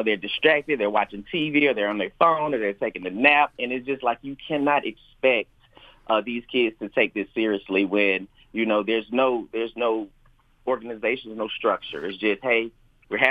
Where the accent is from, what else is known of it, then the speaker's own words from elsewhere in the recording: Athens, Georgia, United States; I grew up here in Athens, been an Athens resident all of my life